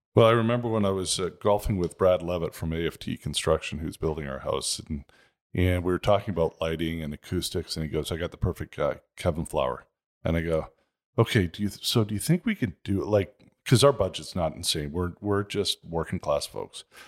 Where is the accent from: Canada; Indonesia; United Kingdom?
Canada; Toronto, Ontario; now in Scottsdale, United States; I grew up in Toronto. It was a pretty nice area